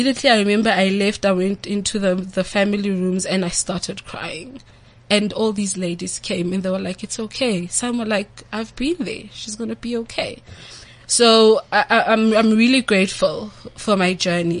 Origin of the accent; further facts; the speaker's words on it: Orange Farm, Gauteng, South Africa; I'm from Orange Farm.